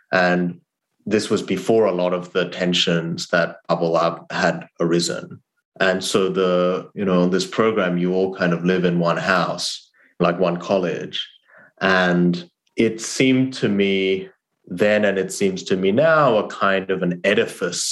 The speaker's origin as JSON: {"language": "English", "country": "Australia", "tie": "born or raised there", "also_born_or_lived": "South Korea / Harvard", "second_language": "English", "moved": "as an adult", "said": "I grew up in Australia and I went to college at Harvard"}